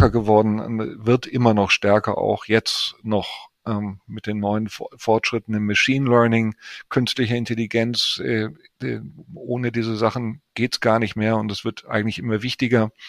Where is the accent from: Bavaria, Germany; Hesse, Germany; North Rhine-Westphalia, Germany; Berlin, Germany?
North Rhine-Westphalia, Germany; Cologne; ich bin Kölner, in Köln geboren, aufgewachsen und habe da auch äh, studiert